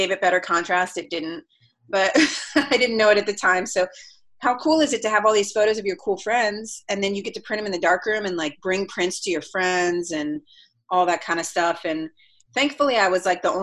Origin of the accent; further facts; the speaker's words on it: Columbus, Ohio, United States; now in Los Angeles, United States; I grew up in Columbus, Ohio, which is like basic average American city